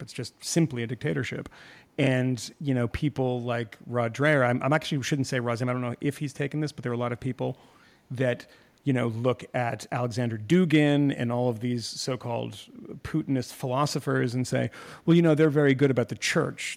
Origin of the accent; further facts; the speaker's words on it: Iran; moved away; I was born in Iran